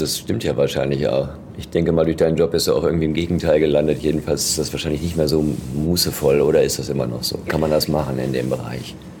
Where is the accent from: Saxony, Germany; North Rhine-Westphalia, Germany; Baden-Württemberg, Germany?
North Rhine-Westphalia, Germany; Ruhr area; bei uns im Ruhrgebiet